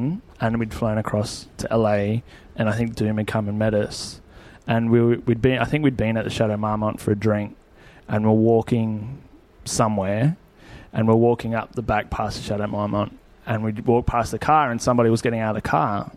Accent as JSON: {"language": "English", "country": "Australia", "said": "we're chefs from Australia"}